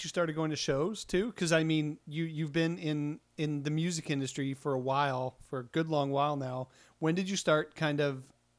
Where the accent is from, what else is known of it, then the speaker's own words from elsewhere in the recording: Estevan, Saskatchewan, Canada; moved away; I grew up in Estevan, and I did shows there